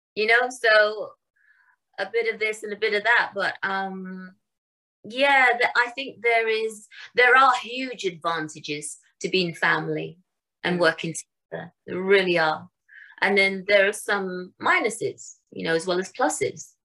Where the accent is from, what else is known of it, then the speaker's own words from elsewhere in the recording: London, United Kingdom; In England, uh, I was born in Wembley, London